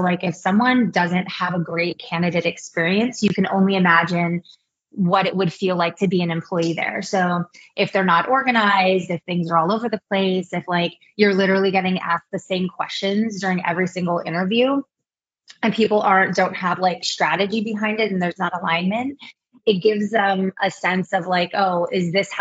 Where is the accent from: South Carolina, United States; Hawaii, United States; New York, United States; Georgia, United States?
Hawaii, United States; Kailua; moved away as an adult; also born or lived in Los Angeles; now in Bay Area, United States; I'm actually from Kailua, Hawaii